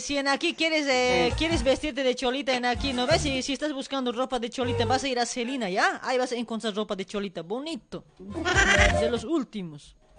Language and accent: Spanish; La Paz, Bolivia; now in Argentina; paseñita, así como yo